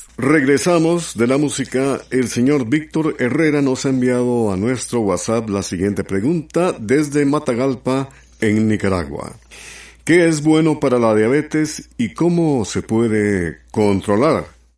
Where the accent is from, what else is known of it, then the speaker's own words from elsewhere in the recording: Honduras; Honduras, mi tierra, Honduras.